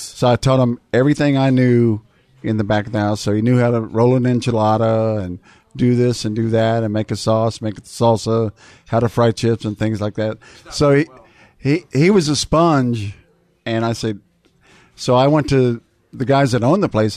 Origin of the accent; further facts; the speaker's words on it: South Texas, United States; also born or lived in Austin, Texas; I grew up in South Texas